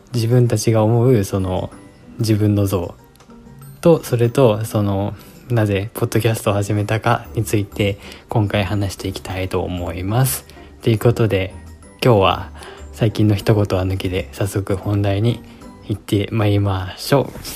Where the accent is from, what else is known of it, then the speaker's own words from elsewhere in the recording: Kanagawa, Japan; moved away as an adult; also born or lived in Tokyo; now in United States; 出身はですね、神奈川県なんですよ。